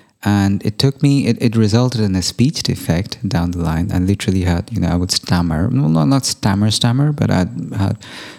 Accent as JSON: {"language": "English", "country": "United Kingdom", "accent": "British", "said": "Where it's probably apparent that my base accent is more British than it is American."}